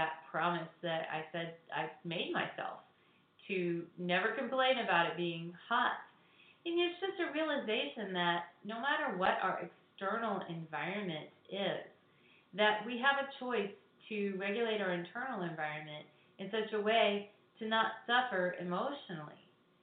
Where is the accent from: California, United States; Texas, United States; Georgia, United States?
Texas, United States; also born or lived in Hawaii / Chicago area, Illinois / Southwest Florida; now in Florida, United States; I grew up in Texas, and I also lived in Hawaii